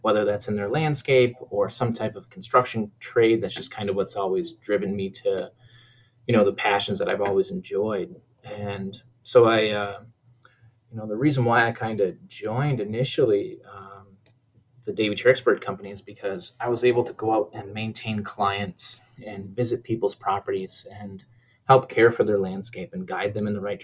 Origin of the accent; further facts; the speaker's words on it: New Hampshire, United States; now in Minnesota, United States; I'm originally from New Hampshire